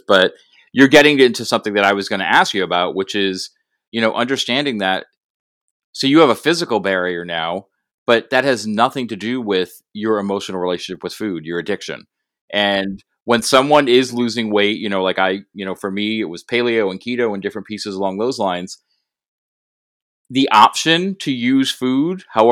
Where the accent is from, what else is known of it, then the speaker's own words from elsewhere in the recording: Rhode Island, United States; I'm from Rhode Island